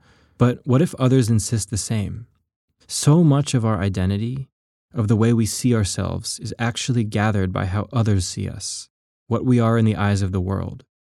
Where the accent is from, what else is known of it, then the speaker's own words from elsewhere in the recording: Georgia, United States; growing up in Georgia. I'm half Colombian and half white. I didn't grow up speaking Spanish or around many other Latinos